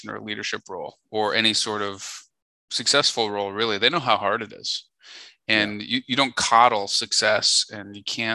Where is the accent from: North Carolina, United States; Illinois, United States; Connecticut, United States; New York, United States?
Illinois, United States; Chicago; moved away as an adult; now in Nashville, United States; I was born and bred in Chicago